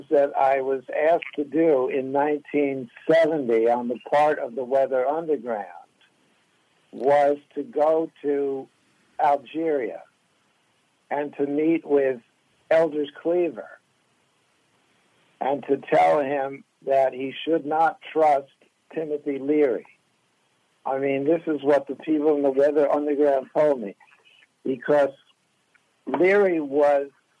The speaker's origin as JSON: {"language": "English", "region": "the American West", "country": "United States", "tie": "born or raised there", "said": "I grew up in the American West"}